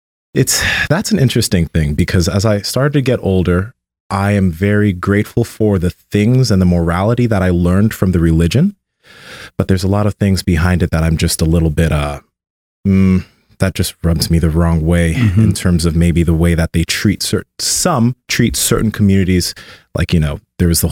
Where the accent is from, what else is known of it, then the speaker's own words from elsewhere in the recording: Sacramento, California, United States; I was born here in Sacramento, but my family's from Nigeria.